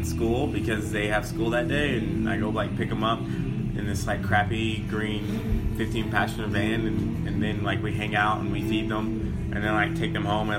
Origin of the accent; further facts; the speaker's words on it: Arkansas, United States; I'm from Arkansas